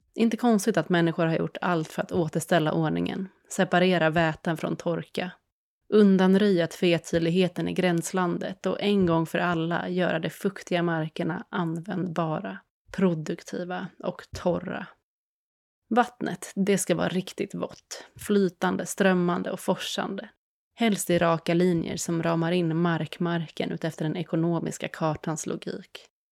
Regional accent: Sweden; den här relationen som vi svenskar har till vattenområden

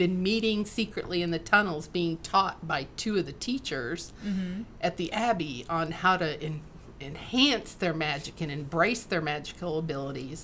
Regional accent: Michigan, United States; I was raised in Michigan

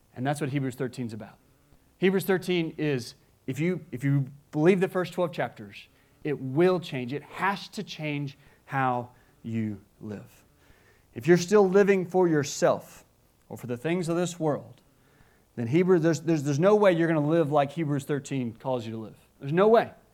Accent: United States; as an American

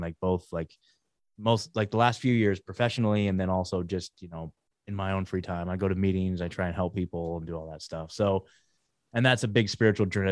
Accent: McMinnville, Oregon, United States; moved away as an adult; also born or lived in Portland, Oregon; now in Tennessee, United States; born and raised in Oregon, you guys. So, like, uh, born in, uh, just outside of Portland, grew up in a town called McMinnville

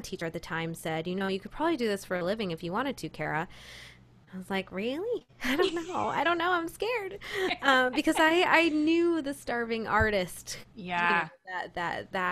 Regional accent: Rochester, New York, United States; I grew up in Rochester, New York, which is the real upstate New York.

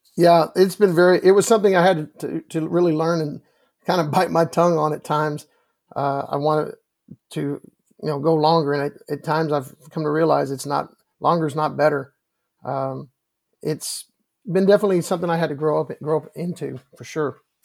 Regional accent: Round Rock, Texas, United States; I get to coach in the, in, in Round Rock, Texas, my hometown

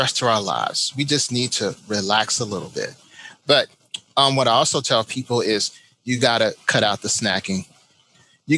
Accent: Chicago, Illinois, United States; now in Florida, United States; I am from Chicago, so I know how cold it is.

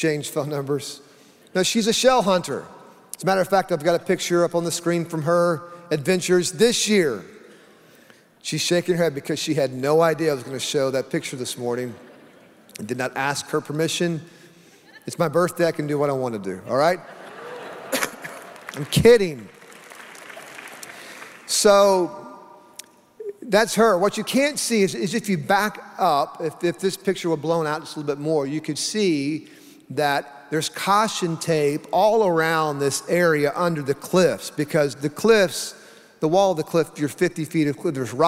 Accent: Oklahoma, United States; I grew up in Oklahoma

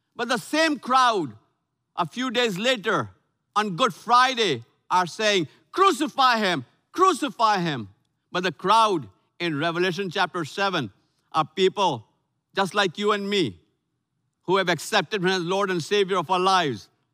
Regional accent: Lucknow, Uttar Pradesh, India; moved away; my hometown of Lucknow, India, North India

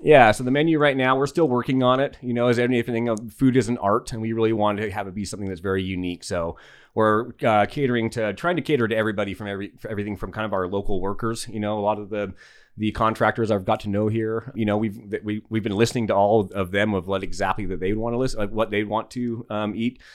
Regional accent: Salt Lake City, Utah, United States; moved away as an adult; also born or lived in Alaska / Los Angeles; now in Yucca Valley, United States; originally, I'm a native to the desert of Utah, so I grew up in Salt Lake City.

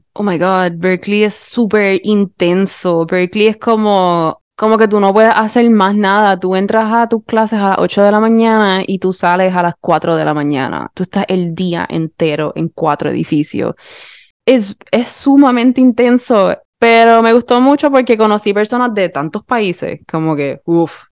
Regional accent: Puerto Rico; accent: Puerto Rican; seguía hablando con un acento más puertorriqueño

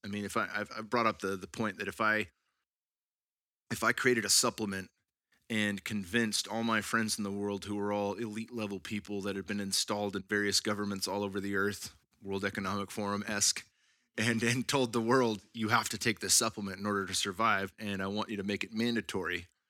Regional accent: California, United States; now in Texas, United States; growing up in California

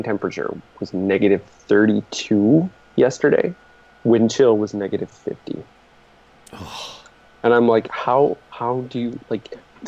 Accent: Wisconsin, United States; I'm from Wisconsin

